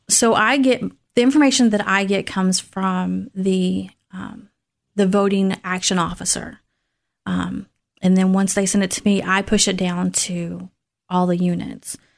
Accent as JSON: {"language": "English", "town": "Tullahoma", "region": "Tennessee", "country": "United States", "moved": "as an adult", "lives_now": "Clarksville, United States", "said": "I'm originally from Tullahoma, Tennessee"}